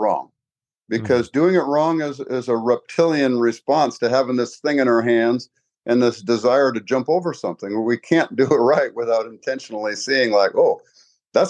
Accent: Spokane, Washington, United States; I was a Spokane boy when I was a little kid, and, Catholic school, grade school, high school guy

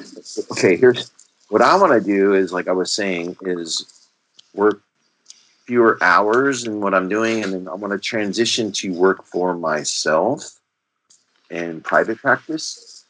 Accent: California, United States; I'm originally from the West Coast in California, so it's nice to be back on the left coast, or they say the best coast.

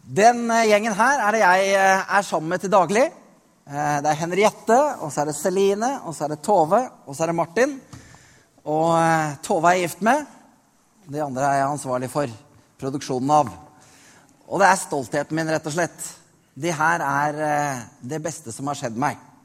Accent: Norway; Jeg er født i Norge

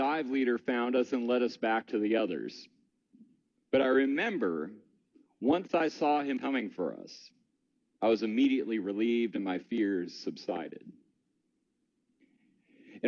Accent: Michigan, United States; Growing up in Michigan

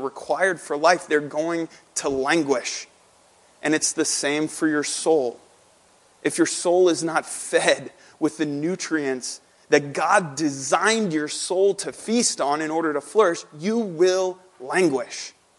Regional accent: St. Louis, Missouri, United States; also born or lived in Lebanon, Pennsylvania; now in Drexel Hill, United States; growing up in St. Louis at my home church, at Hope Church in St. Louis

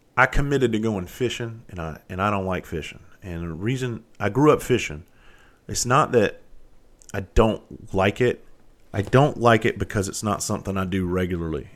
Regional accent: Bluffton, South Carolina, United States; where I grew up down in Bluffton, South Carolina

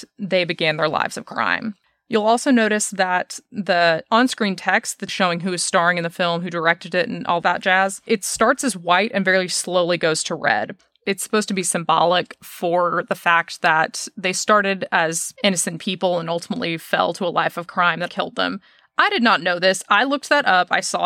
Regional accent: Dallas, Texas, United States; I'm from Dallas.

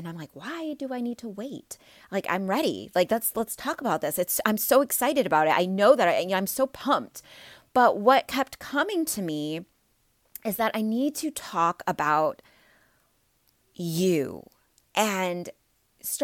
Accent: Midwest, United States; I've lived all over the place, but I'm from the Midwest, so I say soda and pop, okay?

